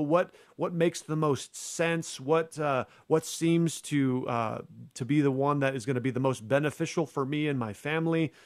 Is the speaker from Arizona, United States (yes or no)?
yes; Arizona, United States; in a church in my home state of Arizona